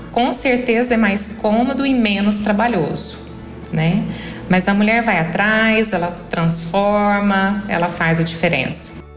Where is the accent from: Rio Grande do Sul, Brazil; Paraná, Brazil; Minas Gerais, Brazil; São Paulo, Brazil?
São Paulo, Brazil; interior of; also born or lived in Brasília; now in Catalão, Brazil; sou paulista do interior